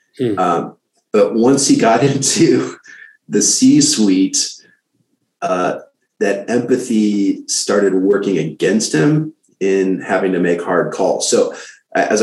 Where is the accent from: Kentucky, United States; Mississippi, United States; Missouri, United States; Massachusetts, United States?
Missouri, United States; St. Louis; now in Austin, United States; I'm from St. Louis